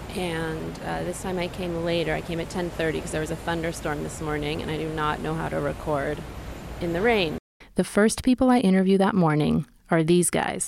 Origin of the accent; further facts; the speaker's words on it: New York City, New York, United States; I'm from New York City